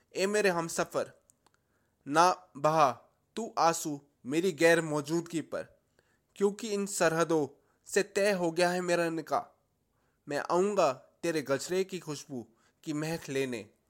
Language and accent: Hindi; Delhi, India; मैं दिल्ली से हूँ